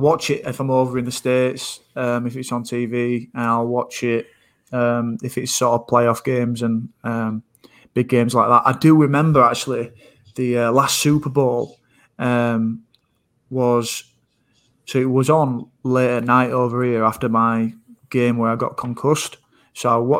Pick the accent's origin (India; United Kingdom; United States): United Kingdom; Leeds, Yorkshire and the Humber; I'm from Leeds.